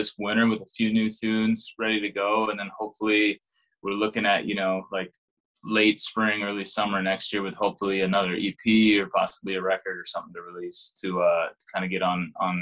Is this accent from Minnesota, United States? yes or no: yes; Champlin, Minnesota, United States; also born or lived in Nashville, Tennessee; I'm originally from Champlin, Minnesota